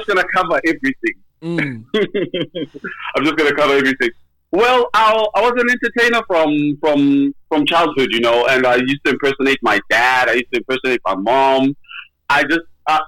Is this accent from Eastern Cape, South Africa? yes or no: no; Middelburg, Mpumalanga, South Africa; Born in Middleburg in 1988